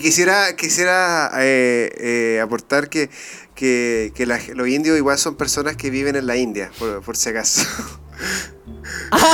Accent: Iquique, Tarapacá, Chile; now in Santiago, Chile; yo no soy de acá, yo soy de Iquique.

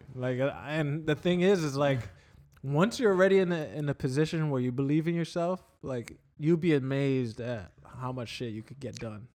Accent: New York, United States; moved away; when I was a kid growing up in New York

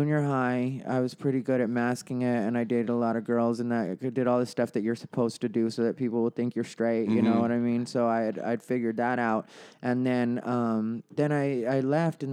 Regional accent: Casa Grande, Arizona, United States; It's a town called Casa Grande

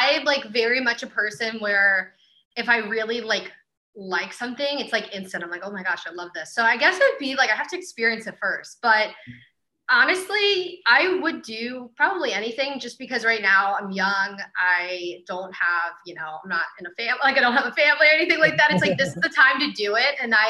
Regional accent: Ireland; And I'm Irish.

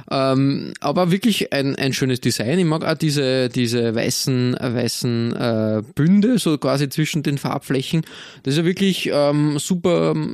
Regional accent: Austria; als Österreicher muss man immer, immer, immer schauen, dass man nicht in die Schräglage kommt bei solchen großen Fangruppierungen.

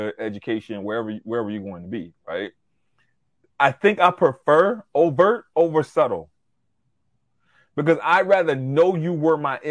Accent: Louisiana, United States; moved away; also born or lived in Long Island, New York; I'm from Louisiana

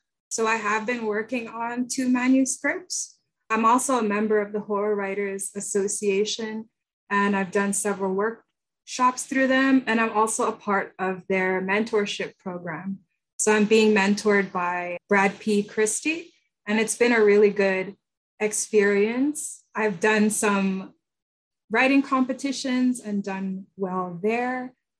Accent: Jamaica; now in Canada; I'm not the same as a Jamaican in Canada as I would be if I were still on the island.

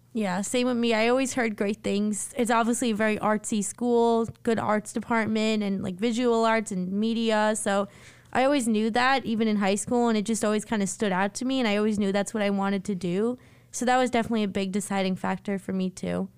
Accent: Long Island, New York, United States; I'm from Long Island

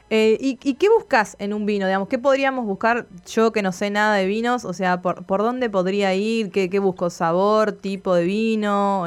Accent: Tucumán, Argentina; moved away; yo soy tucumana

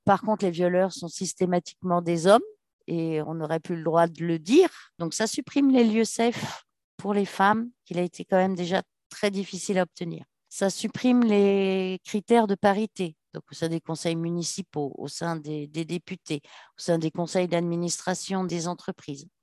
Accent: Paris, Île-de-France, France; je suis parisienne

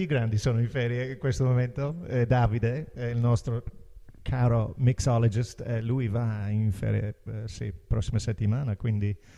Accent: Ireland; Italian is a second language; now in Italy; Irlanda, da dove vengo io

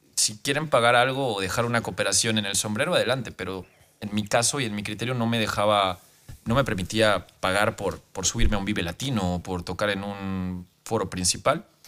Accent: Mexico; en mi país

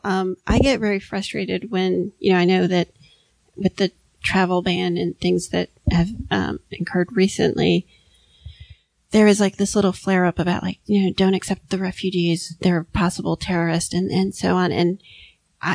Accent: Miami, Florida, United States; I grew up in Miami

